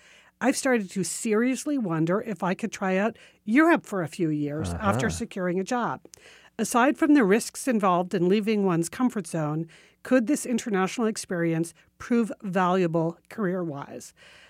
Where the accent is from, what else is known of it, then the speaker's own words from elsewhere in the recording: Washington, District of Columbia, United States; I'm in my mid-30s with a stressful PR job in my hometown of Washington, D.C.